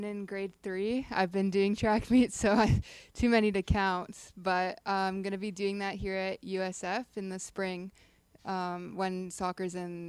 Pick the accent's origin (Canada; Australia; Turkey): Canada; Toronto, Ontario; moved away as an adult; now in Tampa, United States; I'm from Ontario, specifically Toronto.